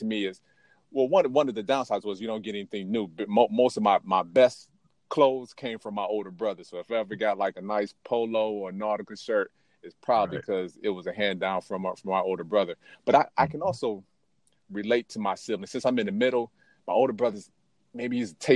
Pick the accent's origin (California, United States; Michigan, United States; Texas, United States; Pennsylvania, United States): Michigan, United States; Detroit; also born or lived in Washington, D.C. / Portland; now in Sacramento, United States; I'm originally from Detroit, Michigan